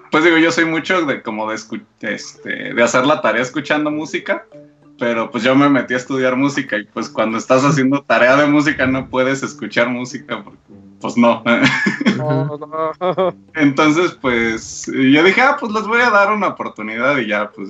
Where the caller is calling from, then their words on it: Mexico City, Mexico; De, de aquí de México